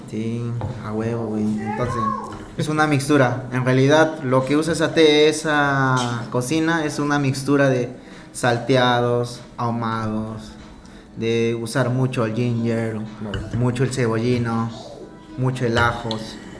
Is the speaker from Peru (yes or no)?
yes; Peru; moved away as an adult; also born or lived in Italy / France / Spain; now in Dubai, United Arab Emirates; soy peruano, con orgullo, cholo a pura sangre